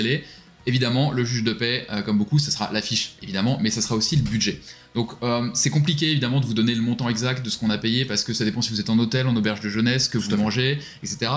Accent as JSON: {"language": "French", "country": "France", "said": "nous un peu en tant que Français"}